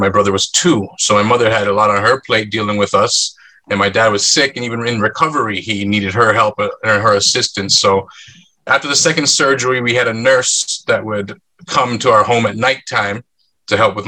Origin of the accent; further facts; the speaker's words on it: Markham, Ontario, Canada; also born or lived in North York, Ontario; We grew up in North York for a couple years. I went to grade one at the school near there, so kindergarten, grade one, and then we moved to Markham, Ontario